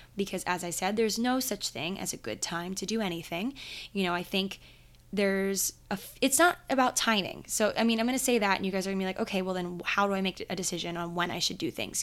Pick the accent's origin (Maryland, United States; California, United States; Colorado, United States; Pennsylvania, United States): Maryland, United States; I grew up in Maryland